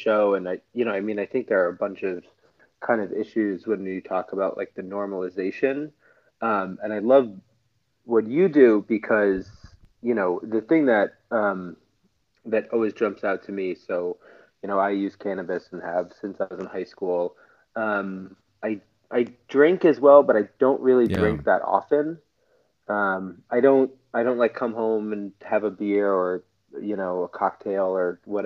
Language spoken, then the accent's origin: English; Scarsdale, New York, United States; So I am originally from New York. I'm from Scarsdale, New York